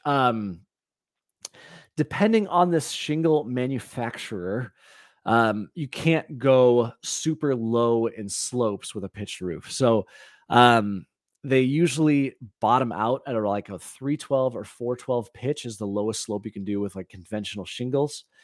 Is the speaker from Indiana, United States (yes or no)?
yes; Valparaiso, Indiana, United States; I grew up in Valparaiso, Indiana